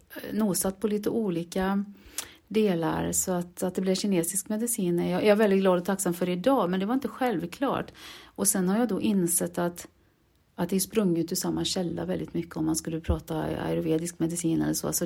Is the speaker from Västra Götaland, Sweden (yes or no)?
yes; Borås, Västra Götaland, Sweden; Jag är från Borås, ja.